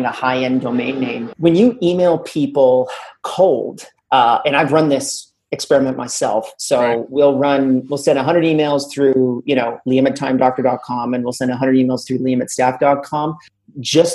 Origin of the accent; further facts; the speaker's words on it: Canada; I'm Canadian